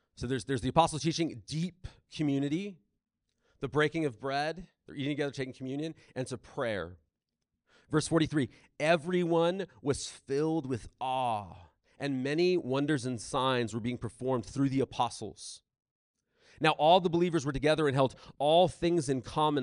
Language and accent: English; South Bay, San Diego, California, United States; I grew up in South Bay